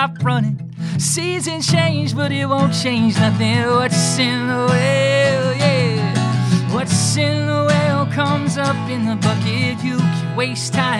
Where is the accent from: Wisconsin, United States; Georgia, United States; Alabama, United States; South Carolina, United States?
Georgia, United States; Albany; I was born in Albany, Georgia